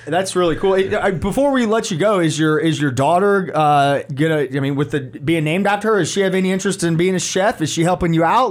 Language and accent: English; Atlanta, Georgia, United States; now in Charlotte, United States; I grew up in Atlanta